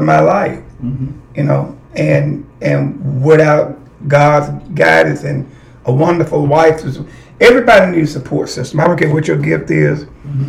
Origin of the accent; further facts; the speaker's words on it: Blytheville, Arkansas, United States; also born or lived in Boston; I'm from Blyville